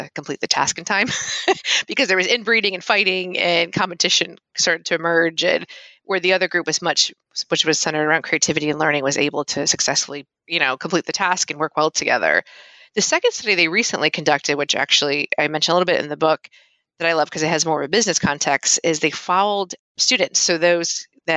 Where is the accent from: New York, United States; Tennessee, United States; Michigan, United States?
New York, United States; Rochester; I'm actually from Rochester, New York